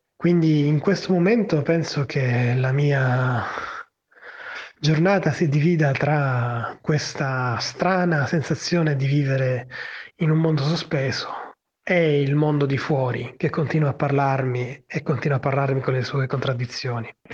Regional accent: Palermo, Sicily, Italy; ho 38 anni e sono di Palermo. Vivo in un quartiere periferico nella mia città

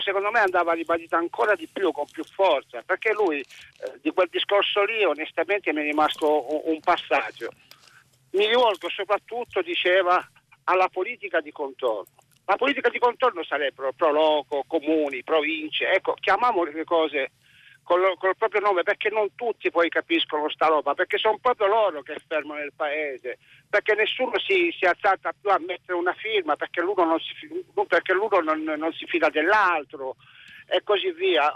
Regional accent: Messina, Sicily, Italy; io glielo dico da autista e da messinese

